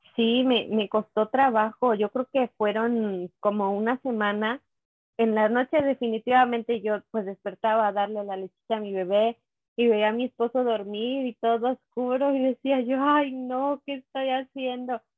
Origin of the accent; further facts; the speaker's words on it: Teocelo, Veracruz, Mexico; yo soy de Teocelo, Veracruz, es un pueblito